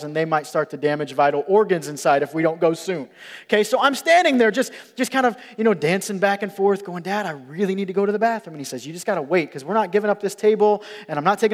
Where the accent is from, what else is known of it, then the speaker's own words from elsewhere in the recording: Rockford, Illinois, United States; I grew up in Rockford, Illinois